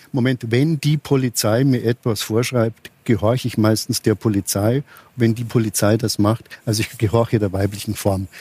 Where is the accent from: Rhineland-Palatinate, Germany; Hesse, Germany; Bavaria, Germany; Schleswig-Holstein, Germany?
Hesse, Germany; Frankfurt; in meiner Heimatstadt in Frankfurt